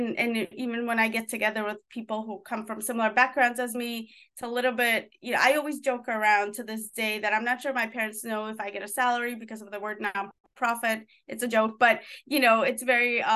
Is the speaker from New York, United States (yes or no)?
yes; New York, United States; also born or lived in former Soviet Union; So growing up in New York, you know, I grew up in an urban jungle.